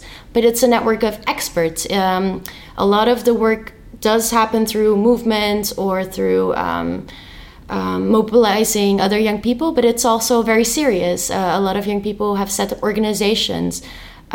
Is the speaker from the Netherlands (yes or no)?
yes; Rotterdam, South Holland, Netherlands; was born and raised in Rotterdam, which is a little city in the Netherlands